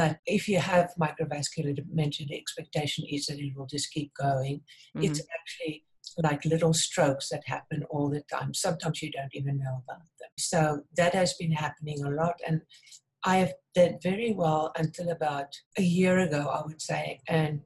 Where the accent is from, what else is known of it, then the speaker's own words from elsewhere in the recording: South Africa; moved away as an adult; now in United States; I was born in South Africa. I grew up on a farm.